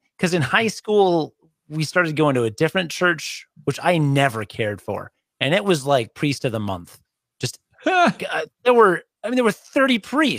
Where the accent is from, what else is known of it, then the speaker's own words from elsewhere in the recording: Boston, Massachusetts, United States; And I'm from Boston.